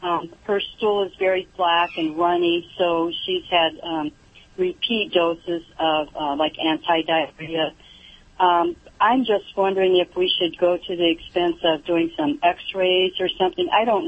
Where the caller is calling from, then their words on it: California, United States; I'm actually calling from Orange County, California.